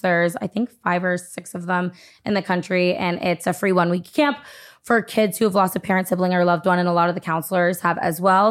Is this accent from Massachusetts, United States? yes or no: yes; Massachusetts, United States; also born or lived in Nashua, New Hampshire; I grew up in Massachusetts